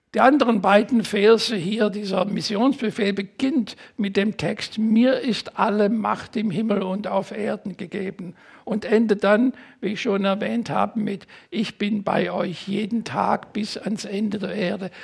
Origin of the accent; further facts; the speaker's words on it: Germany; also born or lived in United States; meinen deutschen Pass